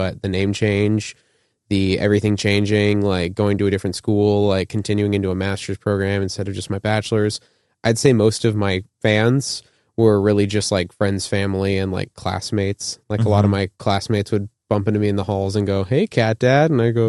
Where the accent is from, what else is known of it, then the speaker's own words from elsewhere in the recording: Tucson, Arizona, United States; moved away as an adult; now in Indiana, United States; I'm born and raised in Arizona. I moved up to Indiana for school, doing my master's in music technology, and I make electronic music.